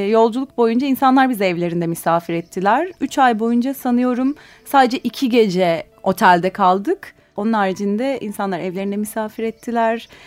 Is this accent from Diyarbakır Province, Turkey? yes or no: no; Ali Fuat Paşa, Sakarya, Turkey; Sakarya'nın küçük bir kasabasında Ali Fuat Paşa'da doğdum büyüdüm. Üniversiteye gidene kadar oradaydım.